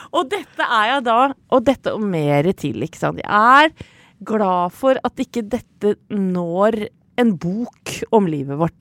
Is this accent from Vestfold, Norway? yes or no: yes; Åsgårdstrand, Vestfold, Norway; hjemme i Stangsgate 12 i Åsgårdstrand, hvor jeg vokste opp